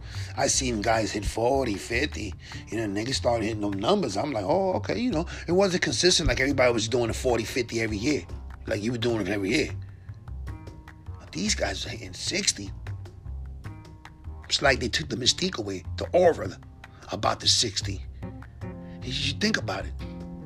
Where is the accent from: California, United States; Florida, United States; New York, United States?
New York, United States; New York City; my hometown, Bushwick, Brooklyn